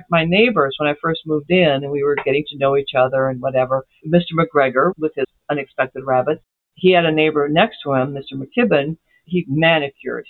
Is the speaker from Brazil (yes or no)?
yes; Brazil; moved away; also born or lived in Ozarks; I was raised in Brazil